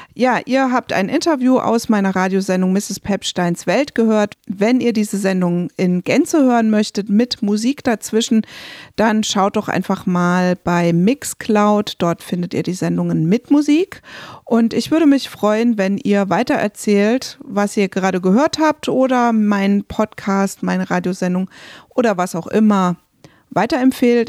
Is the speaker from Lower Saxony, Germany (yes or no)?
no; Rhineland-Palatinate, Germany; moved away; ich komme ja aus der Pfalz